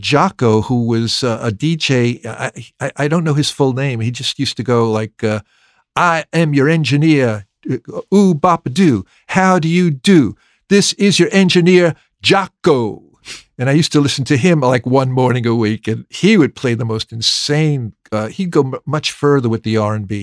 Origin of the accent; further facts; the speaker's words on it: New York, United States; accent: American; moved away as an adult; also born or lived in London; growing up in New York